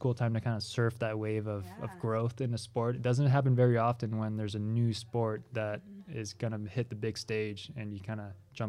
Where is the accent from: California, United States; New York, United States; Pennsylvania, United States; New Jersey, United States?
California, United States; also born or lived in France; now in Ogden, United States; Originally from France, but I grew up in California.